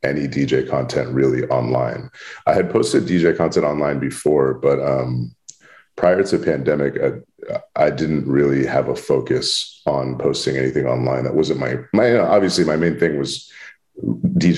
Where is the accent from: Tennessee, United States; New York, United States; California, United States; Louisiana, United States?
California, United States; Bay Area; moved away as an adult; now in Los Angeles, United States; being born and raised in the Bay